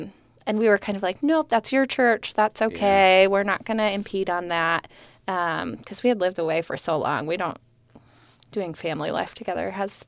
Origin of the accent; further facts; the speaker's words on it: New Jersey, United States; I grew up in New Jersey, for those of you that don't know. So yeah. I don't sound like it, but that's okay.